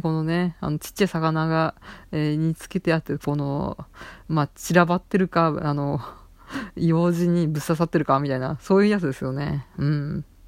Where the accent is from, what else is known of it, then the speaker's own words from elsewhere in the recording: Saitama, Japan; 関東というか埼玉出身